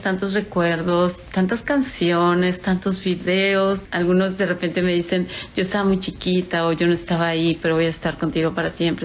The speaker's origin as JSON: {"language": "Spanish", "country": "Mexico", "said": "yo soy mexicana, orgullosamente mexicana"}